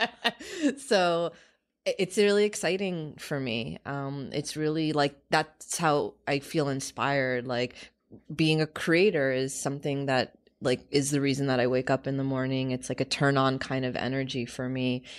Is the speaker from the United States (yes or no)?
yes; United States; We grew up in America